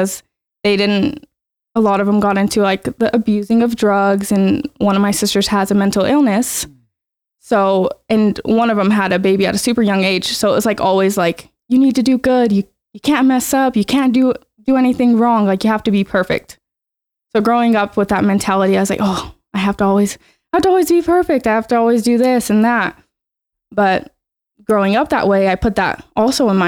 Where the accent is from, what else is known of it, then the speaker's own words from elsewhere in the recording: Ogden, Utah, United States; I was born and raised in Ogden, Utah, and I went to Ben Lomond